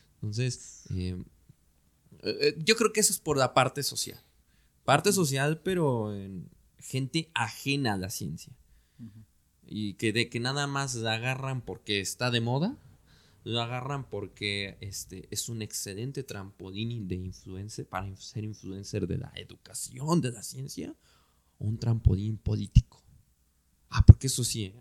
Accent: Mexico; nosotros como mexicanas y mexicanos

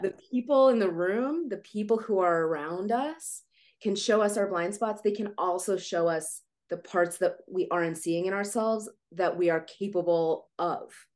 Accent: Ukraine; moved away; i was born in Ukraine

